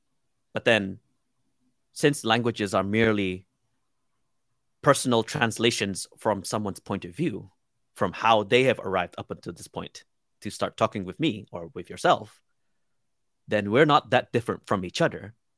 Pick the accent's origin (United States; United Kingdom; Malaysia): Malaysia; Sarawak; first language Iban; English is a second language; English mainly. My indigenous language. So I come from the Iban tribe from the island of Borneo. So it's called the language as well. It's called Iban, and Japanese.